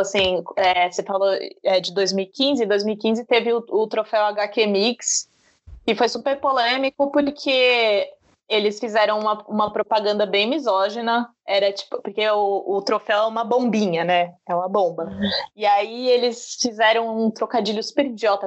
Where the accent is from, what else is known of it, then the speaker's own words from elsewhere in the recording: Brazil; como eu sou brasileira